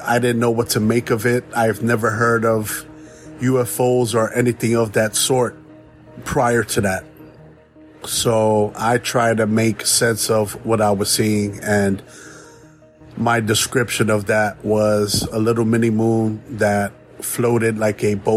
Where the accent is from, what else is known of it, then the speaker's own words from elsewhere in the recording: New York City, New York, United States; moved away as an adult; now in South Florida, United States; I'm a native New Yorker. I was born and raised in the Bronx